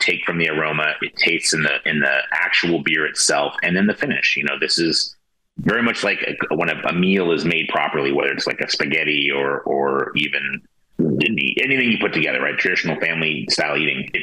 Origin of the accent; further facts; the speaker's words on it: Santa Rosa, California, United States; born and raised in Santa Rosa